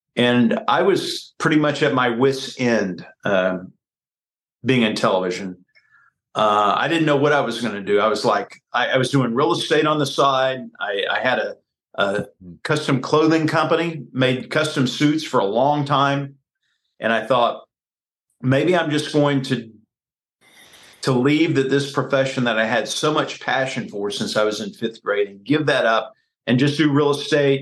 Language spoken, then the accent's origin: English; Baytown, Texas, United States; moved away as an adult; also born or lived in Waco, Texas / West Palm Beach, Florida / Dallas, Texas; now in Kansas City, United States; I I grew up in Baytown, Texas, which is 20 miles east of Houston on the Houston Ship Channel